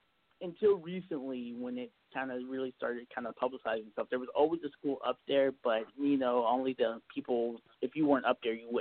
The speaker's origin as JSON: {"language": "English", "region": "Texas", "country": "United States", "said": "Right. So just to kind of clarify it, I'm actually a Texan. I started in Alaska, however."}